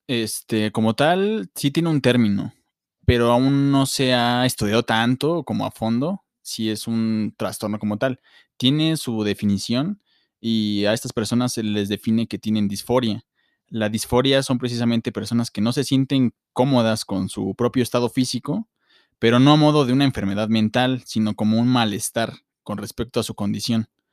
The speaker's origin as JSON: {"language": "Spanish", "country": "Mexico", "said": "nosotros como mexicanos tenemos un ego súper altísimo."}